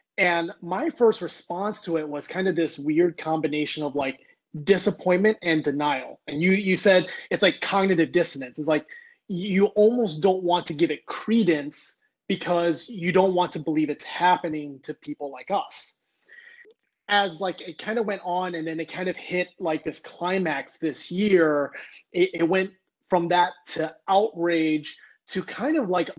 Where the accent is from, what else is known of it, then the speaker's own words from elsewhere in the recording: United States; Ethnically, I identify as Vietnamese American, born in the United States. My parents were both Vietnamese.